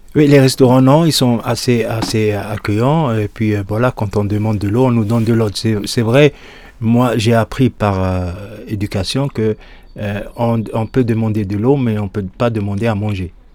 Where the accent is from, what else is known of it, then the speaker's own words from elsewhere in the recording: Souk Ahras, Souk Ahras Province, Algeria; now in Lyon, France; Moi, je suis né à Soukaras, en Algérie. J'ai grandi là-bas aussi